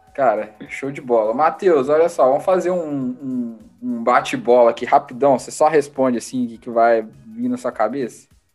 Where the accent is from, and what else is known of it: Brazil; now in United States